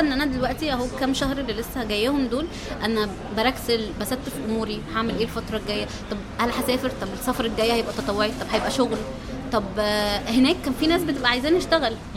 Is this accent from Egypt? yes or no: yes; Egypt; اني من مصر